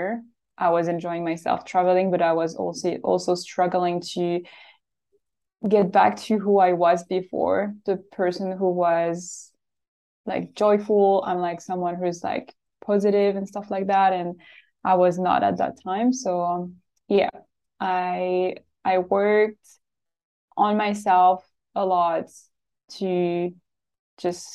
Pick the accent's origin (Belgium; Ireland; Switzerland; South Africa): Switzerland; now in Australia; I am from Switzerland and I live in Australia.